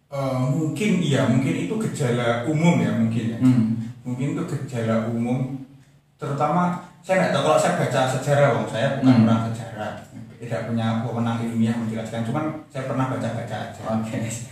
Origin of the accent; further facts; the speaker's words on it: Semarang, Central Java, Indonesia; saya itu lahir dan besar di Semarang